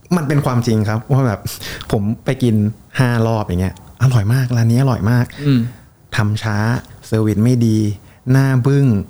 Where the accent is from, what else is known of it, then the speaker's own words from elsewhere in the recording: Bangkok, Thailand; also born or lived in Surin; ผมเป็นคนกรุงเทพครับ แม่- แม่เป็นคนสุรินทร์